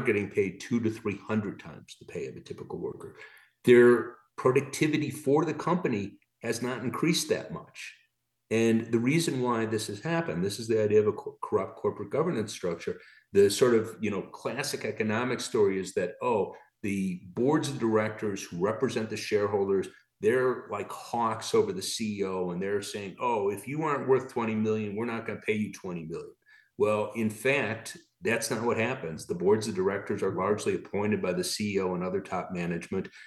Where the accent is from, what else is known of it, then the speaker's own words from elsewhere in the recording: Chicago, Illinois, United States; moved away; also born or lived in Michigan; I'm from Chicago originally, went to grad school in Michigan.